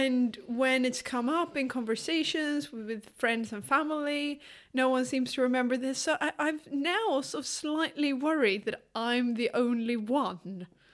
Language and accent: English; Skåne, Sweden; I'm from Skåne myself and I, I never miss an opportunity to be a little bit patriotic about our province